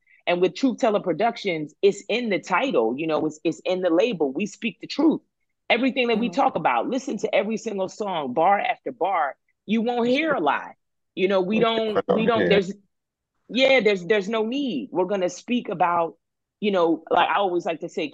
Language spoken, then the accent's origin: English; Philadelphia, Pennsylvania, United States; now in Los Angeles, United States; I grew up in Philly